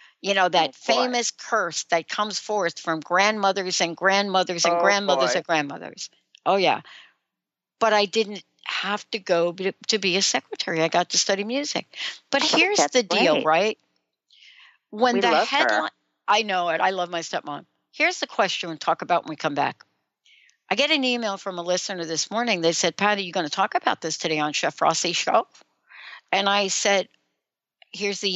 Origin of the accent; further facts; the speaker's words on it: New York City, New York, United States; making sure I got the right bus growing up in the Bronx